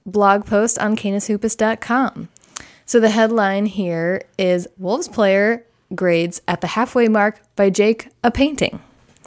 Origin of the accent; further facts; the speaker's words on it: Minnesota, United States; As a Minnesotan, our home teams